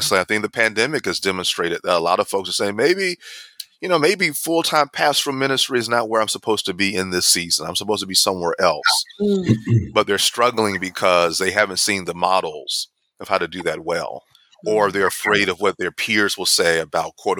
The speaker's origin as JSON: {"language": "English", "region": "the South", "country": "United States", "tie": "born or raised there", "said": "growing up in the Baptist context, particularly here in the South"}